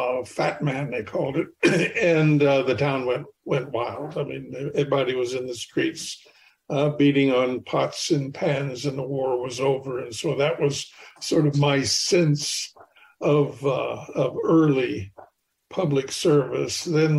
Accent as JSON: {"language": "English", "town": "Richland", "region": "Washington", "country": "United States", "tie": "born or raised there", "also_born_or_lived": "Oklahoma", "said": "So we moved off from Oklahoma to Washington State, and in Hanford, Washington was the Hanford Engineer Works, and that's where he did his part of the Manhattan Project. So I was sort of born into that sense of service, and the town that we lived in was Richland, Washington"}